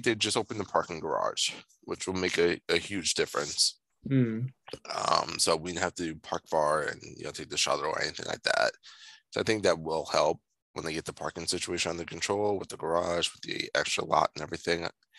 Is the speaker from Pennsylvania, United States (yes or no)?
no; Long Island, New York, United States; So I'm from Long Island.